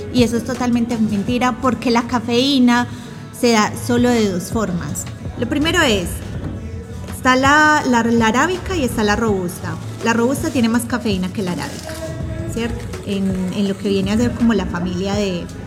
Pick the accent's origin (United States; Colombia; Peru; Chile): Colombia; moved away; soy colombiana y crecí consumiendo, como decimos en Colombia, el tinto, tintico en la casa